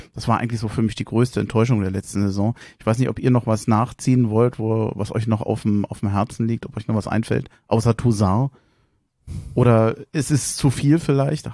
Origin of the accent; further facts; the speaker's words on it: Berlin, Germany; moved away as an adult; now in Hesse, Germany; In Schöneberg geboren, in Tempelhof aufgewachsen, wohne seit fast 30 Jahren in Hessen